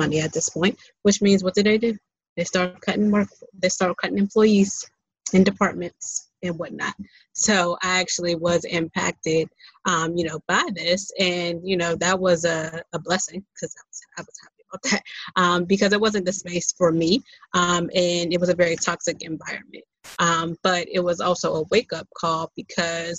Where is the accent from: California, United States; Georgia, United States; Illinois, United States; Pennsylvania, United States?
Pennsylvania, United States; Pittsburgh; I'm from Pittsburgh